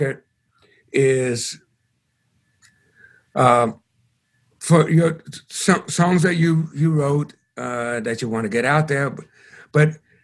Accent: Chicago, Illinois, United States; moved away as an adult; also born or lived in New York; took me from Chicago, my hometown, to New York with his band

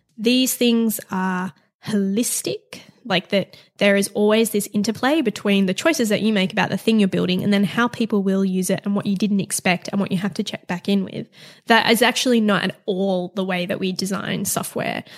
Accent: Perth, Western Australia, Australia; also born or lived in Paris; I grew up in Perth in Western Australia.

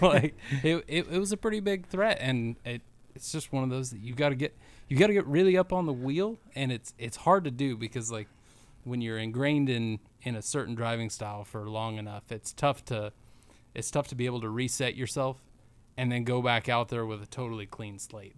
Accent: Cortez, Colorado, United States; now in Indiana, United States; Cortez is my hometown

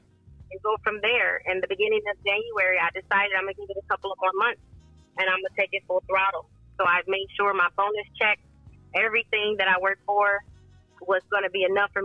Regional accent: Toledo, Ohio, United States; moved away as an adult; also born or lived in Charlotte, North Carolina; I'm originally from Toledo. Been able to relocate to Charlotte, North Carolina, and come back to my hometown

